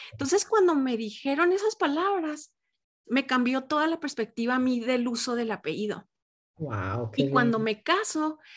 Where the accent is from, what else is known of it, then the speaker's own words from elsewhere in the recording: Mexico; Pero aquí en mi país, en México, se usa el de.